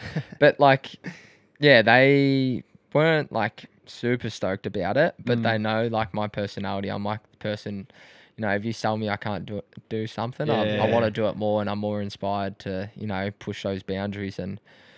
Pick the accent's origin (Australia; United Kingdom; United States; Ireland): Australia; Croydon Hills, Victoria; Yeah, so I was like Croydon Hills.